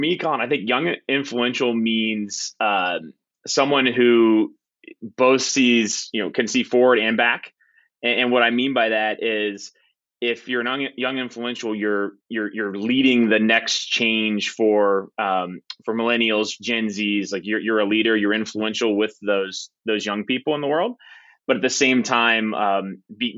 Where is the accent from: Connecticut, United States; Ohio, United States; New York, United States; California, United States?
Ohio, United States; Southwest; I grew up in Southwest Ohio